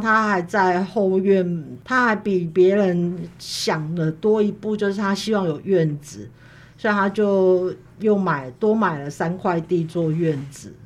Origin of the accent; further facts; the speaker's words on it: Kaohsiung, Taiwan; 其实我们家不在眷村里，它是，它叫做莒光新村。对，对。它在左营跟男子交界的地方。嗯。它，但是它离那个左营海军总医院很近